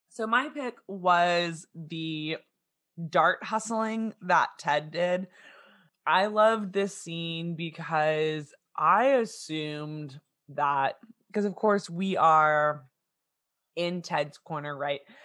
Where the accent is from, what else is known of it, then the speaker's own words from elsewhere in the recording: Texas, United States; we're from Texas